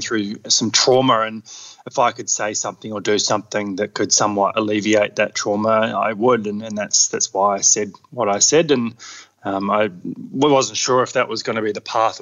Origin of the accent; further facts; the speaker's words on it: Queenstown, Otago, New Zealand; now in Australia; I grew up in New Zealand in Queenstown, so had pretty adventurous upbringing.